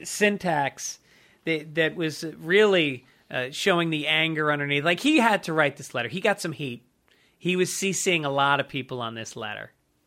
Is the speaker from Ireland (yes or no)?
yes; Ireland; And if, you know, and in my personal life, there's something I have to honor as an Irish person.